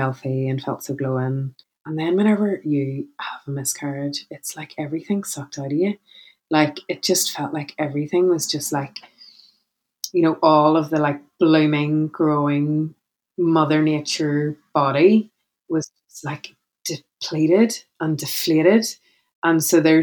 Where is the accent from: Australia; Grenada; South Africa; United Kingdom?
United Kingdom; Belfast, Northern Ireland; I'm a speaker from Belfast in Northern Ireland